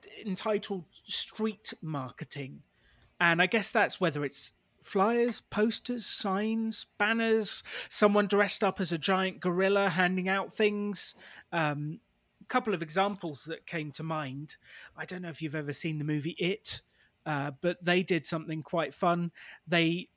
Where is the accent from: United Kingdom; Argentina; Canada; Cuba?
United Kingdom; Basingstoke, South East England; my hometown of Basingstoke